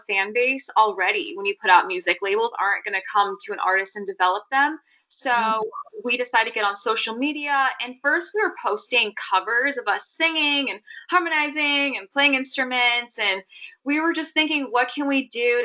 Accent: Arizona, United States; moved away as an adult; now in Nashville, United States; We're from Arizona

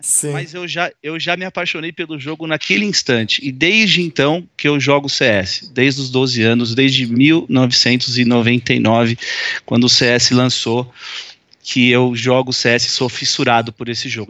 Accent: São Paulo, Brazil; also born or lived in Bauru, Brazil; eu sou de São Paulo, capital, nasci aqui.

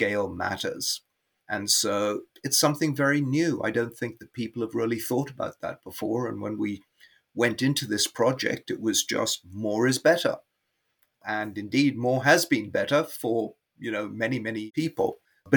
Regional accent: Karachi, Sindh, Pakistan; moved away; I was born in Karachi

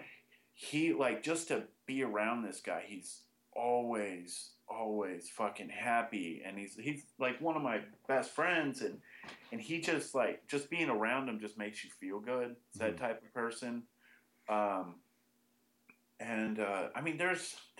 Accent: Austin, Texas, United States; I pretty much grew up in Austin.

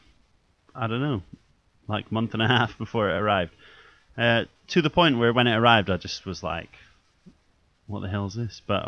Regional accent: Scotland, United Kingdom; now in England; I just long for Scotland all the time

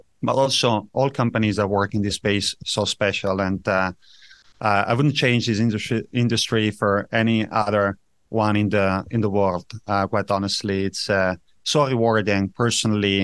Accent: Italian-speaking part, Ticino, Switzerland; also born or lived in Zurich; I grew up in Switzerland, in a very special place of Switzerland, in the south, where Italian is being spoken.

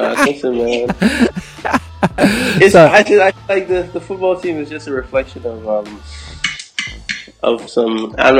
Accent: Toronto, Ontario, Canada; Because we're from Toronto, we bring a unique sound, a unique feel to everything.

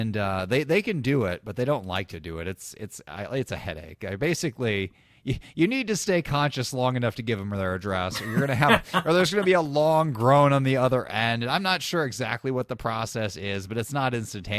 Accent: Illinois, United States; now in Indiana, United States; I grew up in Illinois where we just don't trust people at all

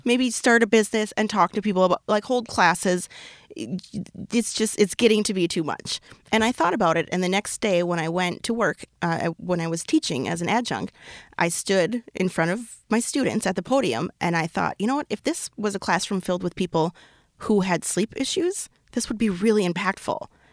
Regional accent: Minnesota, United States; I'm so Minnesotan.

